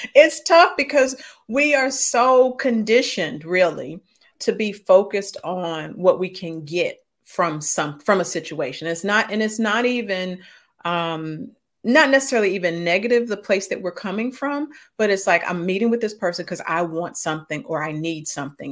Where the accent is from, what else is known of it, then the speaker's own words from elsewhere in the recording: St. Louis, Missouri, United States; I grew up in Saint Louis, Missouri, so that's the show me state